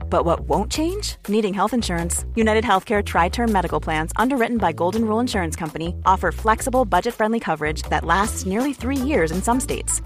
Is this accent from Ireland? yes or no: yes; Ireland; as an Irish fan